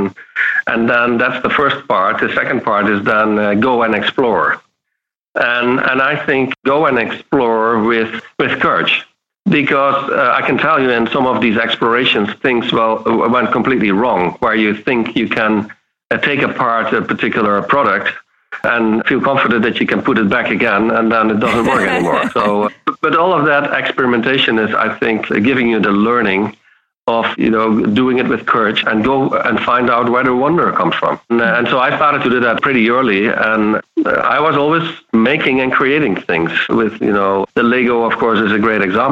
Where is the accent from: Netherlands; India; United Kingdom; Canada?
Netherlands; south of the Netherlands; moved away; Yeah, so I grown up in the south of the Netherlands. So I'm a Dutch boy here.